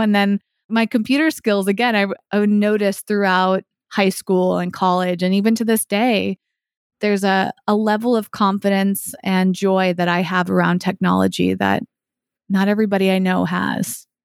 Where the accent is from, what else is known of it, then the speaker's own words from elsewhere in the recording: Massachusetts, United States; now in Los Angeles, United States; I grew up in Massachusetts